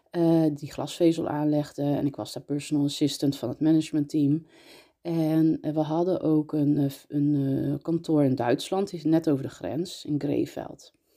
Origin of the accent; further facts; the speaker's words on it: Breda, North Brabant, Netherlands; also born or lived in North Holland; now in Nuenen, Netherlands; Ik ben eh, geboren in Noord-Holland, opgegroeid in Breda